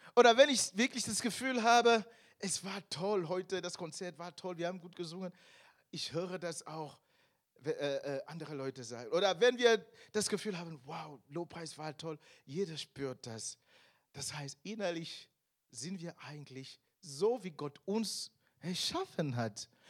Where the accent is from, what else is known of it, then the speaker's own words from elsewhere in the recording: Cameroon; German is a second language; moved away as an adult; now in Germany; ich bin eigentlich äh, aus Kamerun, vielleicht wissen welche nicht, ich bin da geboren. Ich bin nach Deutschland ähm, vor ca. 15 Jahren gekommen und ich war fast 30 Jahre alt.